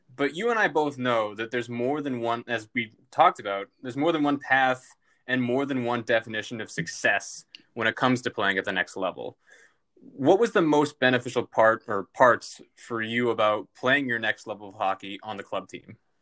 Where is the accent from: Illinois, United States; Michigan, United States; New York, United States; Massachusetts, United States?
Massachusetts, United States; Lexington; my hometown of Lexington, Massachusetts